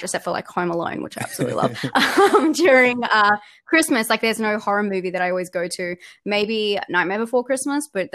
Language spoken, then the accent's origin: English; Australia; accent: Australian; I'm Australian. That's what the accent is